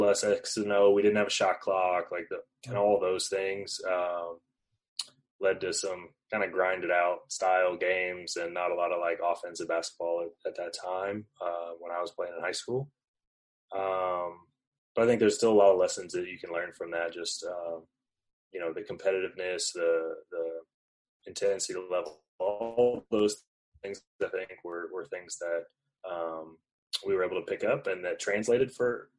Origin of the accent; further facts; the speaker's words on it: Mobile, Alabama, United States; moved away; I'm from Alabama, Mobile, Alabama, originally. Played at McGill Toulon High School in Mobile